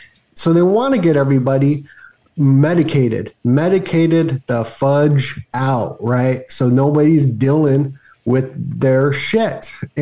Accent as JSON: {"language": "English", "town": "Las Vegas", "region": "Nevada", "country": "United States", "tie": "born or raised there", "said": "Bro, growing up in Vegas."}